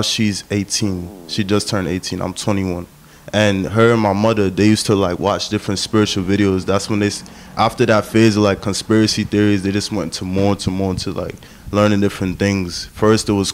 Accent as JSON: {"language": "English", "town": "New York City", "region": "New York", "country": "United States", "tie": "born or raised there", "said": "I was born and raised in Jamaica, Queens, New York"}